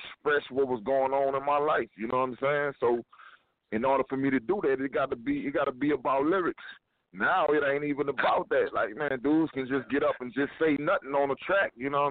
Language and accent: English; Louisiana, United States; now in Houston, United States; from Louisiana, my hometown